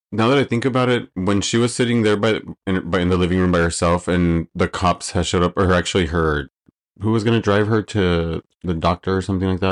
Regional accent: Los Angeles, California, United States; born and raised in Los Angeles. For forty-two years I've been here

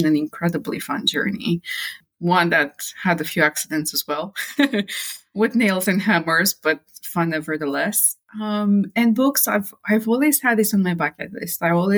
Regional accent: Romania; moved away as an adult; also born or lived in United Kingdom; now in France; I'm born and raised in Romania

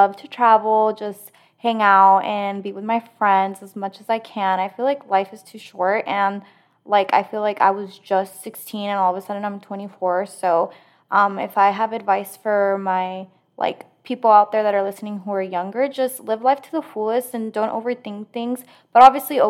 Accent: Mexico; now in United States; I'm from Mexico

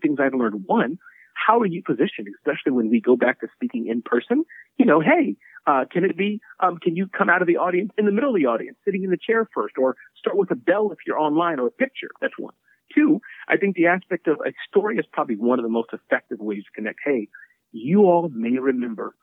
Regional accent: Midwest, United States; I was growing up as a little boy in the Midwest. And when I was growing up in the Midwest

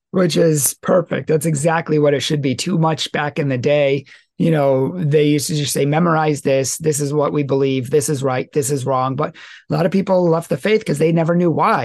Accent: Massachusetts, United States; moved away; from my original state, from where I was born in Massachusetts

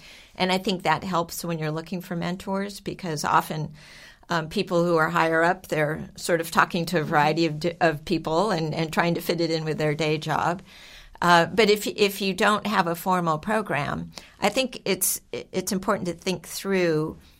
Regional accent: Texas, United States; we grew up around Johnson Space Center

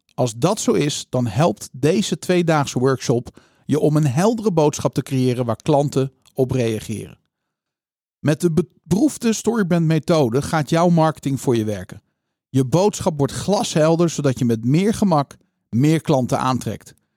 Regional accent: Netherlands; als Nederlanders

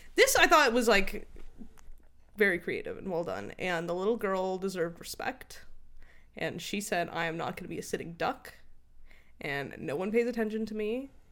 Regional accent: United States; as an American

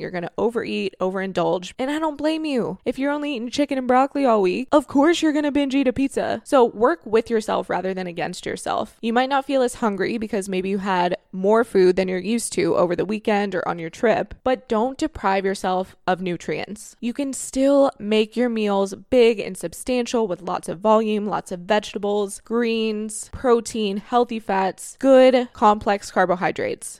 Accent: Florida, United States; moved away; you guys know I'm from Florida. Whenever I go home from Florida

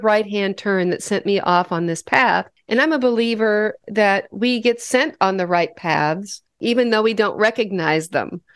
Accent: Western Nebraska, United States; I grew up in Western Nebraska in a little cow town of 5,000 people

